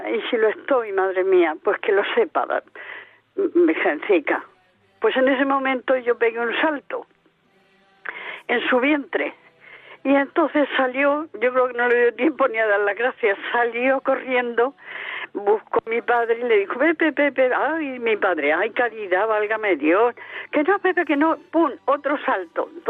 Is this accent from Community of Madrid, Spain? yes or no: no; Melilla, Spain; now in Alicante, Spain; yo soy de Melilla, nací en Melilla